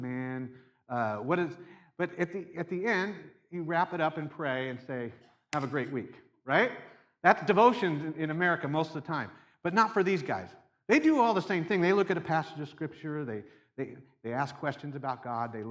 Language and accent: English; Seattle, Washington, United States; I'm from Seattle